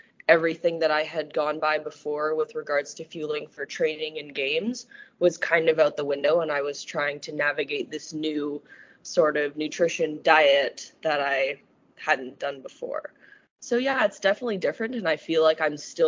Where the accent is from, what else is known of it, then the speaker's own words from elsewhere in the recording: Vancouver, British Columbia, Canada; moved away as an adult; now in Finland; I'm from Vancouver, Canada